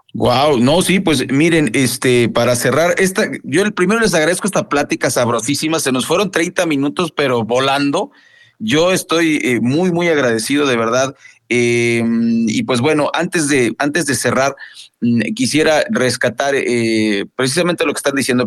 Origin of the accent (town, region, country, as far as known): Mexico